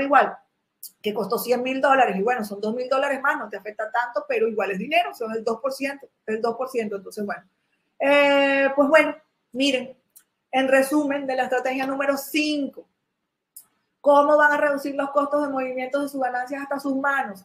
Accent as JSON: {"language": "Spanish", "country": "Venezuela", "tie": "born or raised there", "moved": "as an adult", "lives_now": "China", "said": "mi país natal, que era Venezuela"}